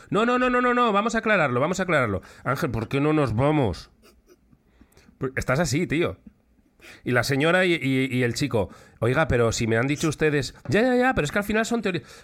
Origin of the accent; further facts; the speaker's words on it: Lekeitio, Basque Country, Spain; soy originario de Lekeitio aunque hace años que vivo fuera de allí.